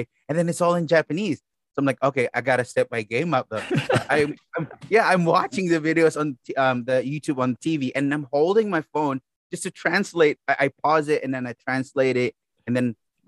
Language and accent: English; Philippines; I'm from the Philippines